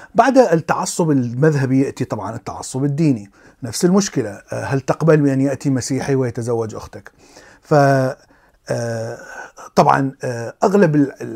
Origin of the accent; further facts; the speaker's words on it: Iraq; كبرت في العراق